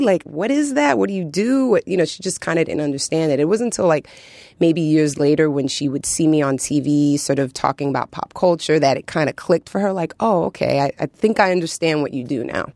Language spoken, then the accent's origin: English; New York City, New York, United States; growing up in New York City